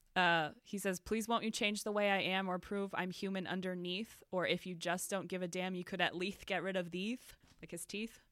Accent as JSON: {"language": "English", "region": "Northeast", "country": "United States", "tie": "born or raised there", "said": "I was raised Catholic in the Northeast"}